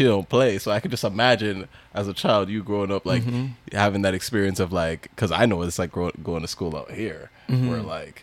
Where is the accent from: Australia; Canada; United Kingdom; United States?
Canada; I'm more Canadian